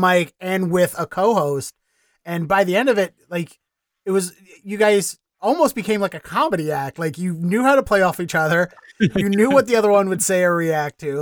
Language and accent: English; Baltimore, Maryland, United States; now in Austin, United States; I'm from Baltimore originally.